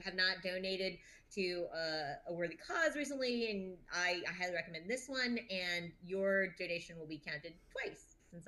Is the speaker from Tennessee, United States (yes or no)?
no; Hollywood, California, United States; born there; also born or lived in Santa Monica / Pasadena; I've lived in Santa Monica and out in the suburbs, and I was born in Hollywood and like a couple of years in Pasadena